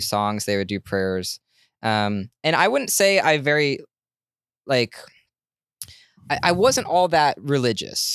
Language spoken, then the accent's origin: English; Portland, Oregon, United States; I'm from Portland